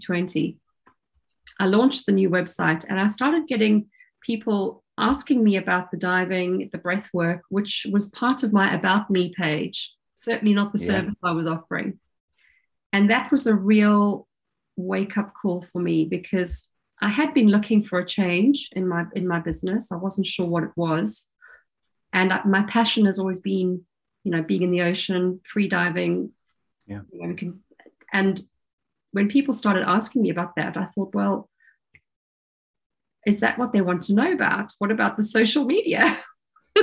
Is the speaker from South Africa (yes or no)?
yes; South Africa; now in Dorset, United Kingdom; I grew up in South Africa